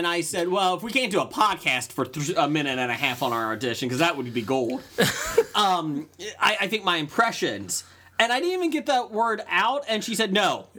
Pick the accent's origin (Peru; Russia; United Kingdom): Russia; Moscow; now in Mississippi, United States; That's what I want to see in my life, is a real Russian Southerner. I'm from Moscow, but I live in Mississippi.